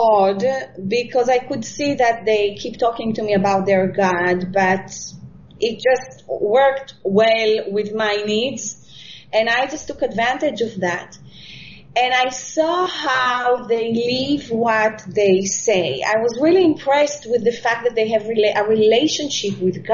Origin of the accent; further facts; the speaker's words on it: Israel; born in Israel and I live here